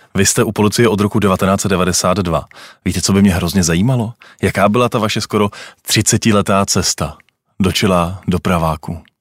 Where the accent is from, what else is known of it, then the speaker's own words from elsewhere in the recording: Czechia; jsme my Češi řidiči?